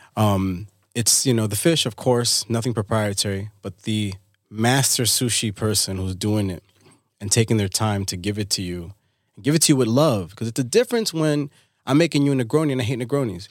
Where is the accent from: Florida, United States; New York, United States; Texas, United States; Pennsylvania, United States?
New York, United States; New York City; also born or lived in Dominican Republic; born in D R, raised in New York